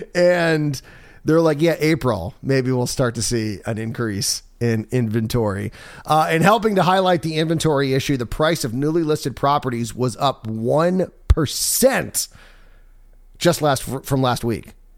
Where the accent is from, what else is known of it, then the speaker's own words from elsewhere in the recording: Maryland, United States; moved away; I'm from Maryland